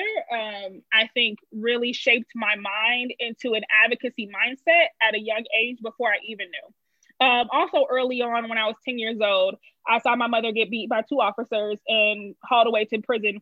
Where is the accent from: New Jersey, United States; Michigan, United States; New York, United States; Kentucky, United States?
Michigan, United States; Detroit; moved away as an adult; also born or lived in Los Angeles, United States; now in Chicago, United States; I grew up on the East Side. I did go to school in the suburbs, though. As most people, I would say from Detroit